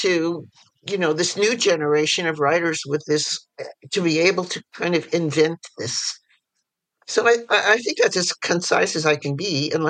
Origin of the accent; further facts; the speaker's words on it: New York City, New York, United States; And I was born in New York City, and I was raised in various parts of the city and also the suburbs, and back in the city for high school.